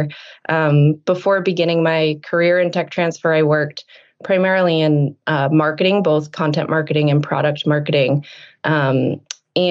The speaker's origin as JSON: {"language": "English", "region": "New England", "country": "United States", "tie": "born or raised there", "said": "I grew up in New England"}